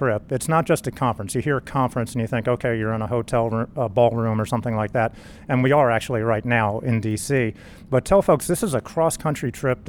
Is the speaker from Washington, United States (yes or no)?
no; Winchester, Tennessee, United States; I am from Winchester, Tennessee